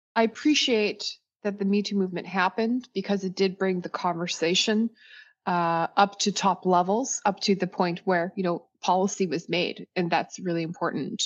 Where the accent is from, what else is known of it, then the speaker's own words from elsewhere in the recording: Saskatchewan, Canada; moved away; originally I'm from, I'm from Saskatchewan. I'm second generation Canadian